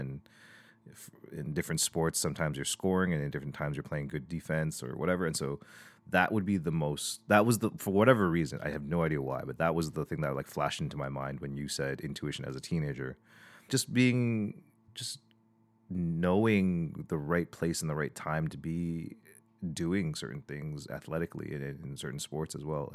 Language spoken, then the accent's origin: English; Toronto, Ontario, Canada; I was born and raised in, in Toronto, in Scarborough.